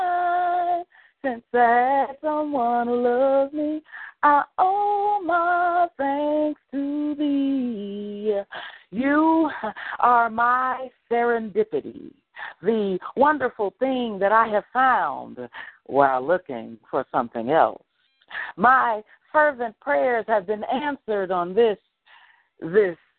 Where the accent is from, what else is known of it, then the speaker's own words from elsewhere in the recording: Chicago, Illinois, United States; I'm from Chicago. I'm from Chicago